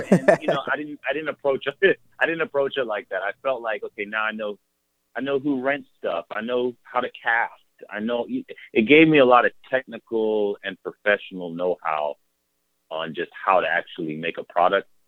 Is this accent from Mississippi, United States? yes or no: yes; Mississippi, United States; I was coming from Mississippi. I'd finished college